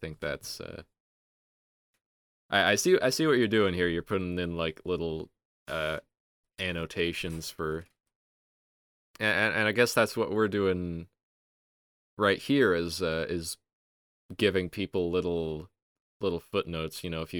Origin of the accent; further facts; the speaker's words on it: Milwaukee, Wisconsin, United States; Milwaukee, Wisconsin.